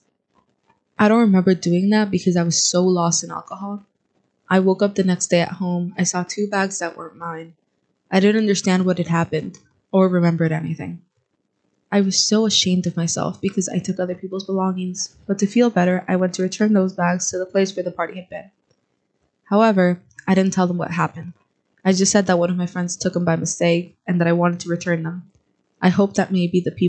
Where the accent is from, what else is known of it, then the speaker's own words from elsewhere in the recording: Mexico; moved away as an adult; also born or lived in Florida, United States; now in United States; I decided to leave my country, Mexico, leave my family and friends, and start over in the United States